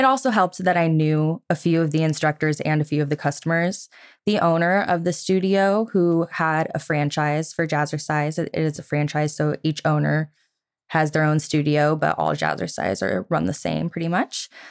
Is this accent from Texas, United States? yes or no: no; Geneseo, Illinois, United States; moved away as an adult; I was born and raised in Geneseo, Illinois for the first twenty-one years of my life